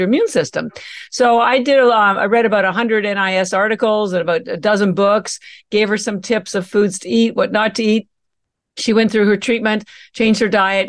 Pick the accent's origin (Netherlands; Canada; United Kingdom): Canada; moved away as an adult; now in Boston, United States; First of all, I'm Canadian. And I mentioned that because all my education, I have an MBA and all my education and family are still in Canada